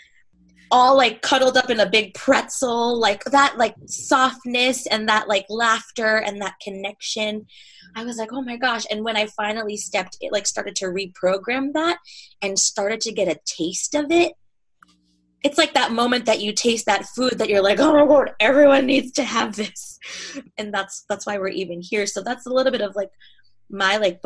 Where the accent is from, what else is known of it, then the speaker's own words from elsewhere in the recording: New York, United States; moved away as an adult; now in Southern California, United States; I'm from New York and I live in Southern California now